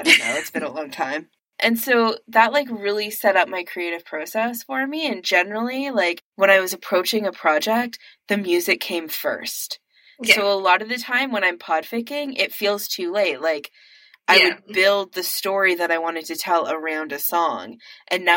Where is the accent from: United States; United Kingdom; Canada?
Canada; as a Canadian